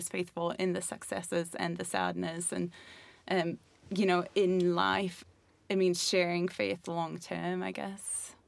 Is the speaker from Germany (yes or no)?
yes; Germany; also born or lived in Montenegro / Scotland / Belfast; now in England, United Kingdom; So I'm originally from Germany, but I've lived in Montenegro, I've lived on a ship, I've lived in Scotland, Belfast, and now England.